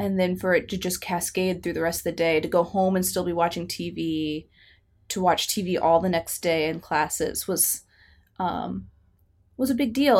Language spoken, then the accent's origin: English; United States; as an American